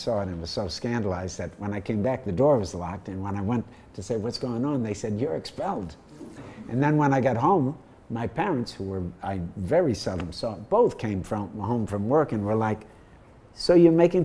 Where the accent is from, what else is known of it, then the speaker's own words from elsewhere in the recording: Midwest, United States; I grew up in the Midwest